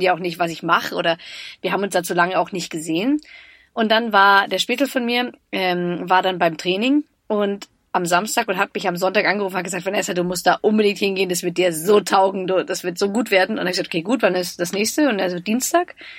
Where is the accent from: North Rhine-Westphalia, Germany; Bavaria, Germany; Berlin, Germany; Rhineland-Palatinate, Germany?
Bavaria, Germany; Munich; als Münchnerin, ich bin in München geboren